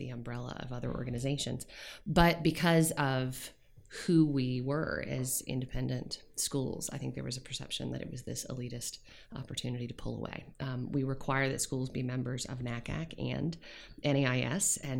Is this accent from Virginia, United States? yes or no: yes; Williamsburg, Virginia, United States; moved away as an adult; also born or lived in Nashville, Tennessee / San Diego, California; where I grew up in Williamsburg, Virginia